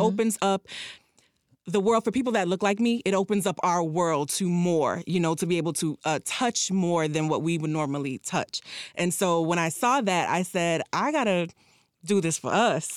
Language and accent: English; Miami Gardens, Florida, United States; also born or lived in Jamaica; I'm from Miami Gardens